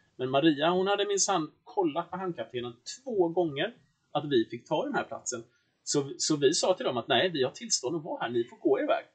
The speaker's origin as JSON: {"language": "Swedish", "country": "Sweden", "said": "vi svenskar"}